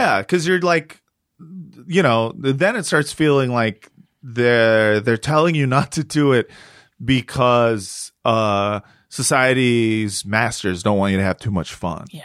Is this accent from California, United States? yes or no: yes; Los Angeles, California, United States; From here, from Los Angeles